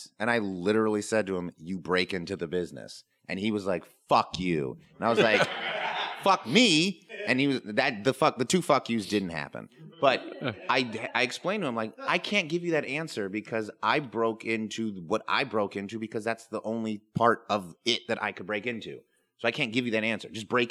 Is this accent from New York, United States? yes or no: yes; New York City, New York, United States; born there; Without which I would still be the crackhead that I was born to be in New York City.